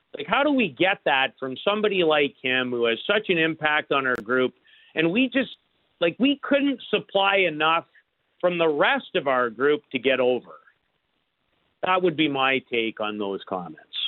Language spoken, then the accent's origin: English; Canada; As an incredibly proud Canadian